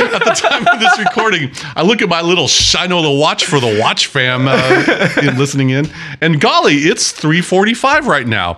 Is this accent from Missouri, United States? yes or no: no; Sequim, Washington, United States; I grew up in Washington State. I grew up in Sequim